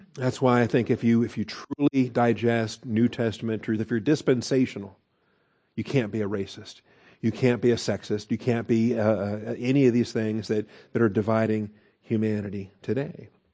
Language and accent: English; United States; we had it here as American Christians